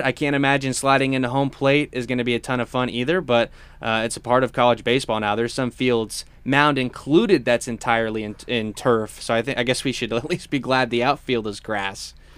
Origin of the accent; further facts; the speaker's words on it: Clearwater, Florida, United States; moved away; Clearwater, my hometown